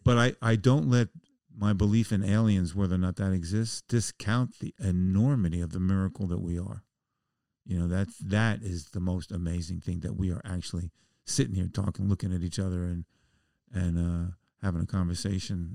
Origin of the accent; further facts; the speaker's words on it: New York City, New York, United States; moved away as an adult; also born or lived in Oregon; I'm a Jew from the Bronx